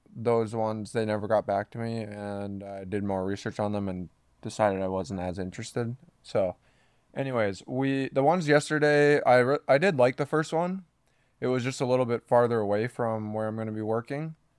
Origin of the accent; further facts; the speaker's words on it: Minnesota, United States; now in Kansas City, United States; we're from Minnesota